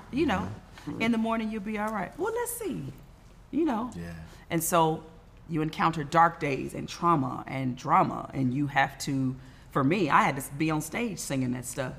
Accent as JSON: {"language": "English", "town": "Inglewood", "region": "California", "country": "United States", "tie": "born or raised there", "said": "from Inglewood in my mind. Sometimes still in a two bedroom apartment with all my siblings, hoping and dreaming that I could sing one day."}